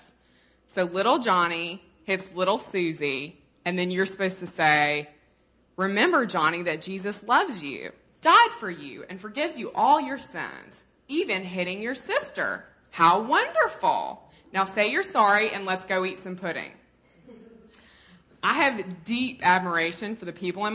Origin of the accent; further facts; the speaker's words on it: Mississippi, United States; I'm from Mississippi